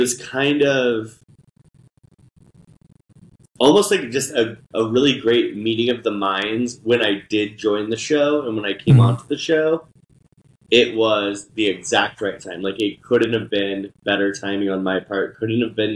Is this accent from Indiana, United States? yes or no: yes; Indianapolis, Indiana, United States; also born or lived in New York City; I am originally from Indianapolis, Indiana, born and raised